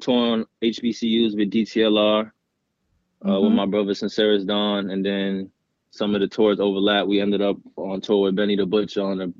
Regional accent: Dumfries, Virginia, United States; also born or lived in Brooklyn, New York; I'm born in Brooklyn, New York. I grew up in Dumfries, Virginia.

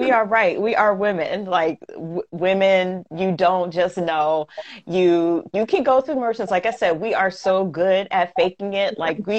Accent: Queens, New York, United States; and there's nothing wrong with that because we come from Queens.

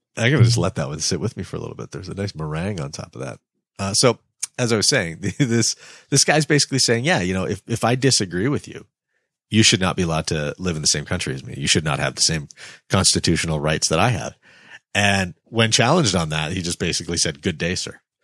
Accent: Canada; as a Canadian citizen

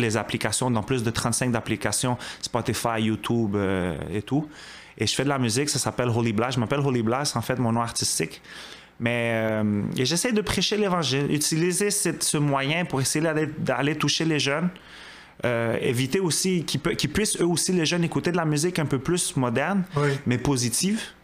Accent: Montreal, Quebec, Canada; j'ai grandi à Côte-des-Neiges.

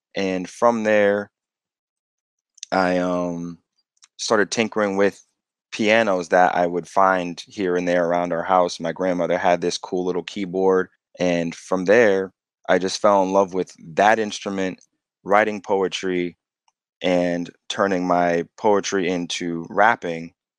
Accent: East Hartford, Connecticut, United States; I grew up in East Hartford all the way up until sixth grade, fifth or sixth grade.

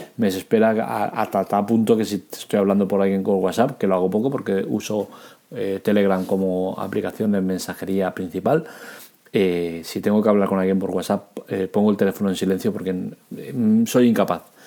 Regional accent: Catalonia, Spain; soy catalán

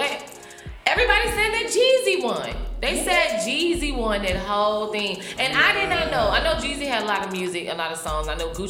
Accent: Atlanta, Georgia, United States; I'm straight Atlanta, baby. Kirkwood, baby. Hood, baby. The only original house on Clifton Street, boo.

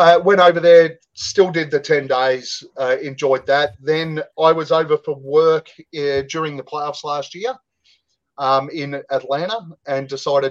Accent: Australia; we're Australian.

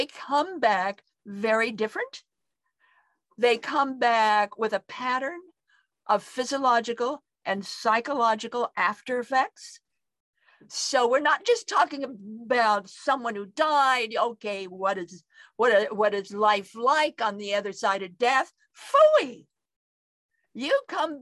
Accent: Idaho, United States; I come from Idaho

